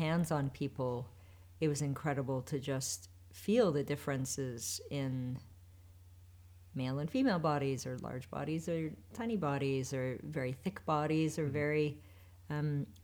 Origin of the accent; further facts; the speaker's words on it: Western Canada, Canada; I grew up in Western Canada in the Canadian Rockies.